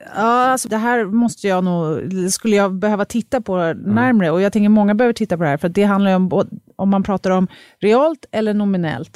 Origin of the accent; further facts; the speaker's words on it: Sweden; som svenskar